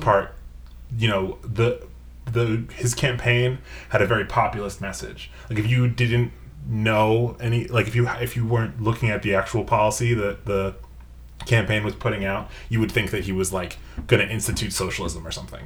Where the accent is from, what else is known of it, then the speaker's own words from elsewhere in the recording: Long Island, New York, United States; I come from uh, like Long Island, New York